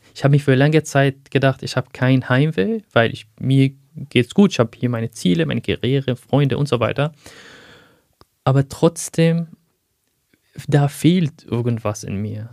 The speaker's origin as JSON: {"language": "German", "town": "Aleppo", "region": "Aleppo Governorate", "country": "Syria", "tie": "born or raised there", "first_language": "Arabic", "second_language": "German", "moved": "as an adult", "lives_now": "Germany", "said": "dort spreche ich ja Arabisch. Das ist meine Muttersprache. Ich habe auch in Syrien 25 Jahre von meinem Leben dort gebracht"}